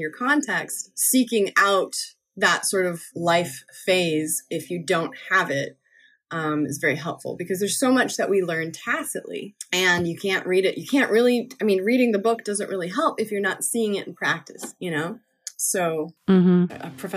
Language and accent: English; Newfoundland and Labrador, Canada; also born or lived in Nova Scotia / Brooklyn, New York; now in New York, United States; in Nova Scotia and in Newfoundland, where I spent a few more of my growing up years than Nova Scotia. A little bit more in Newfoundland than Nova Scotia.